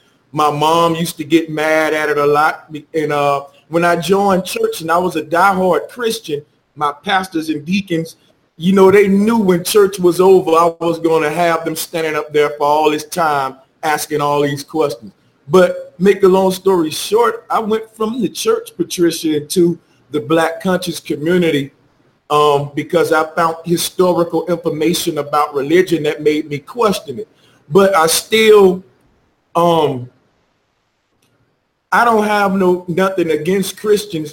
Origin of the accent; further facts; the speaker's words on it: Alabama, United States; moved away as an adult; now in Las Vegas, United States; Born and raised in Alabama